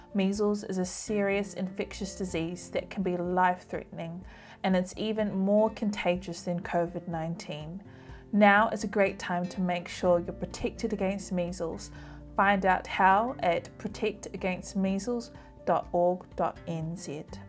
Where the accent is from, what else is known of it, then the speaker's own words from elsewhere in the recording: Auckland, New Zealand; also born or lived in Samoa; I wanted to come back home to New Zealand and Auckland, which is where I'm from